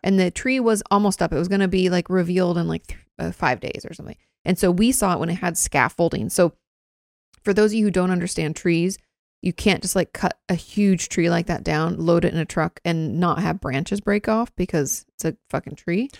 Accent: Washington, United States; moved away as an adult; "Oh, where you from?" I was like, "Oh, Washington."

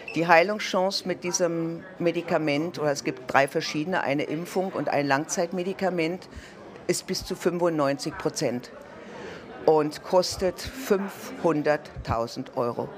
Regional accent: Berlin, Germany; moved away as an adult; now in Graz, Austria; bin gebürtige Berlinerin. Mich hat es vor 27 Jahren durch die Liebe nach Graz in Österreich verschlagen

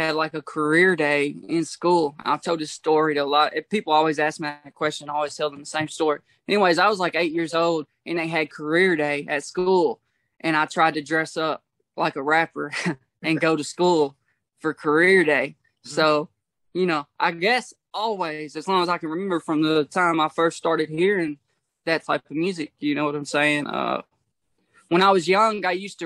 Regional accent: Portland, Tennessee, United States; also born or lived in Franklin, Kentucky; I'm from Portland, Tennessee and Franklin, Kentucky, man. It's the line of Tennessee and Kentucky. So I'm from there. I was back and forth, my whole life between Portland and Franklin.

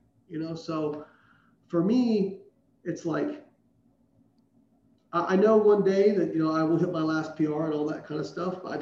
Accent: Southern Indiana, United States; moved away; I grew up in Southern Indiana. Like, where I was from, people didn't move away.

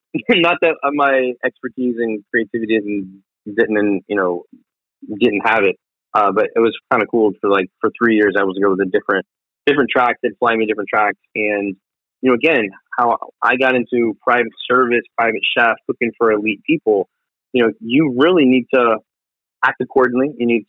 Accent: the South, United States; I'm from the South. I'm proud of my Southern cuisine that I've lived and died for.

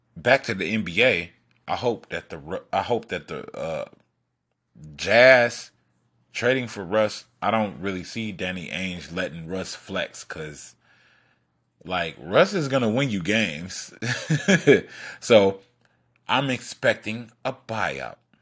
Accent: Detroit, Michigan, United States; I'm from Detroit.

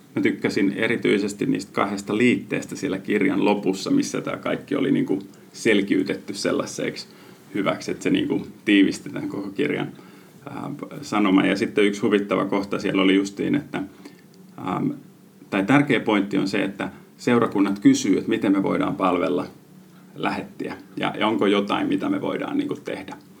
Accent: Finland; moved away as an adult; mä oon Suomesta

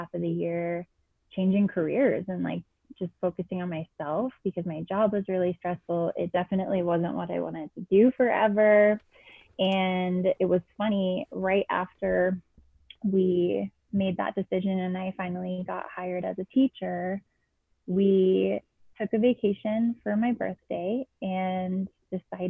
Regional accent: Boston, Massachusetts, United States; moved away as an adult; also born or lived in Keene, New Hampshire; now in Colorado, United States; I'm from Boston

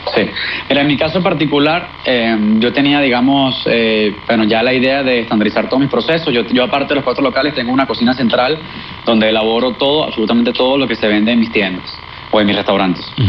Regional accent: Venezuela; moved away as an adult; nosotros como sociedad, como venezolanos

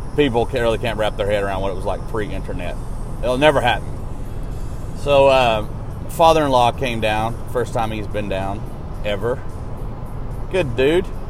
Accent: Arkansas, United States; now in Nashville, United States; my hometown of Arkansas

